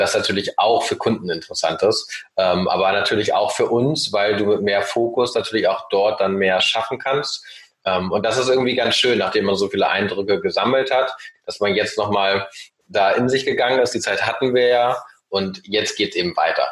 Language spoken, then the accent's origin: German; Hamburg, Germany; also born or lived in Norway; ich bin aufgewachsen sowohl im wunderschönen Oldenburg in Norwegen und dann ab dem achten Lebensjahr in Hamburg